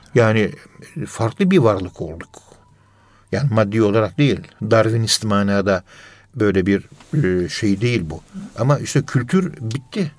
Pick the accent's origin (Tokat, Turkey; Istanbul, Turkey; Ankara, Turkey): Ankara, Turkey; Ben Ankara'nın yerlisiyim